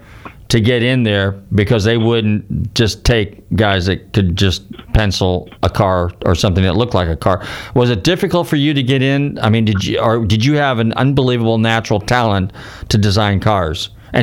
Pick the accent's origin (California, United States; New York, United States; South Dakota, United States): California, United States; Northern; I grew up in Northern California, too.